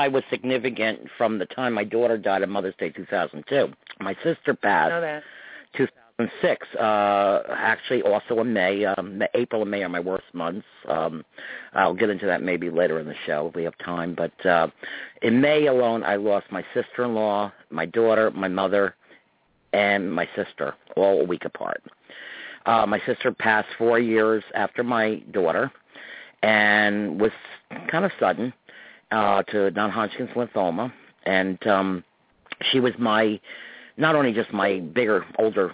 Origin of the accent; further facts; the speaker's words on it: Croton, New York, United States; at the Summerfest in my hometown, Croton Nuts in New York